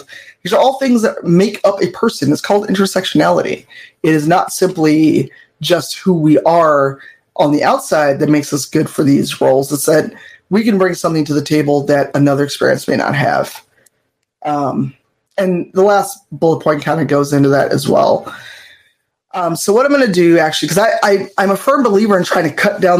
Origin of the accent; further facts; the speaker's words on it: United States; an American-bred U.S. person